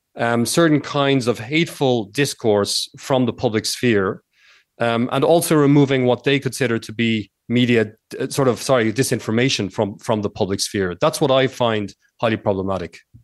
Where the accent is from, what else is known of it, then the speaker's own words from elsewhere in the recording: Ireland; moved away as an adult; also born or lived in United States / Spain; I, I grew up in Ireland, and I lived about twelve years in the United States.